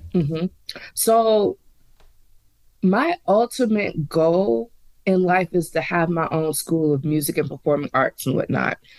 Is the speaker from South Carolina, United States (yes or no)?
yes; Charleston, South Carolina, United States; now in Nashville, United States; from Charleston, South Carolina, representing eight four three all day long.